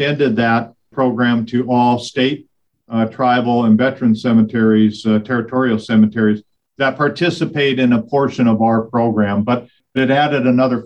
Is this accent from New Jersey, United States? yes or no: no; Missoula, Montana, United States; moved away; Missoula, Montana, my hometown